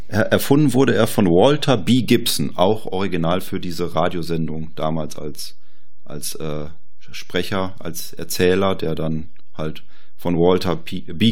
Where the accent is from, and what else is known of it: Germany